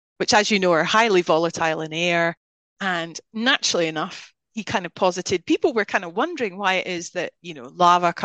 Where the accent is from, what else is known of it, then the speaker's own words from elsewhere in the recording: Scotland, United Kingdom; moved away; as you can hear, even though I haven't lived there for many decades, I'm Scottish. I'm very proud of being Scottish